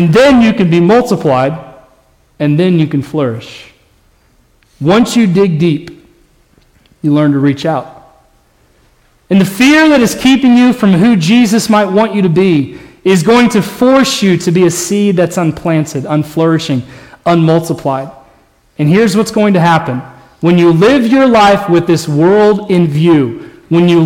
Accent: Indiana, United States; moved away as an adult; also born or lived in Colorado; now in Texas, United States; I never wanted to leave Indiana. That was where I was from.

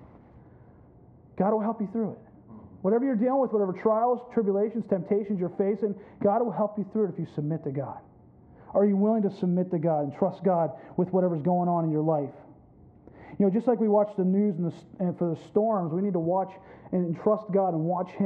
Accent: Pennsylvania, United States; now in Florida, United States; I grew up in Pennsylvania, landlocked PA, mountains all around me

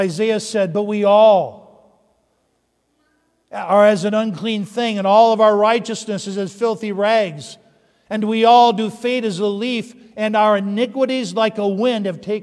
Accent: Upper Peninsula of Michigan, United States; I grew up in the Upper Peninsula of Michigan

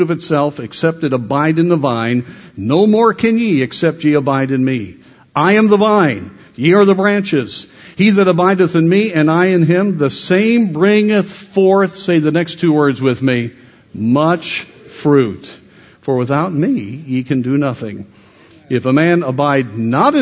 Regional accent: Colorado, United States; I grew up in Colorado

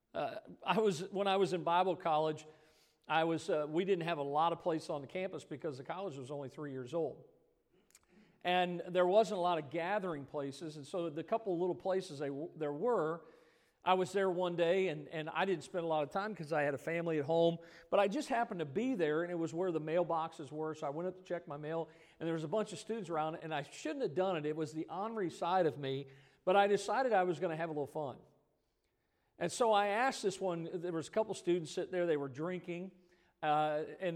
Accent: Midwest, United States; I grew up in the Midwest, and we called it soda

